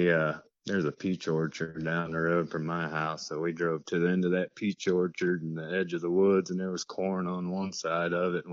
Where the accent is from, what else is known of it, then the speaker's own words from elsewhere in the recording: Willard, Ohio, United States; also born or lived in Plymouth, Ohio; I'm from kind of north central Ohio, a little small town. I'm actually from Willard. I live in Plymouth now, which is only, 4 or 5 miles from Willard, probably. So I'm pretty much right here where I was born at.